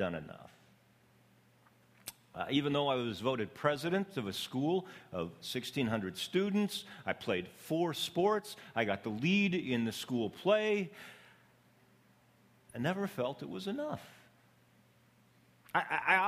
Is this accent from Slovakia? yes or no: no; Canadian Prairies, Canada; also born or lived in Ecuador; now in Los Angeles, United States; I was born on the Canadian prairies.